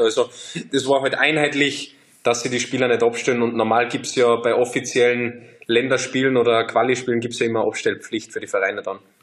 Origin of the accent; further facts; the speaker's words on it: Austria; moved away as an adult; also born or lived in France; now in Leverkusen, Germany; als Österreicher